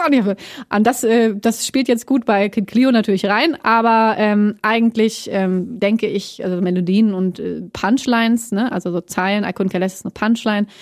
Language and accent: German; Hamburg, Germany; moved away as an adult; also born or lived in Plön / Bavaria; now in Berlin, Germany; aufgewachsen bin ich in Hamburg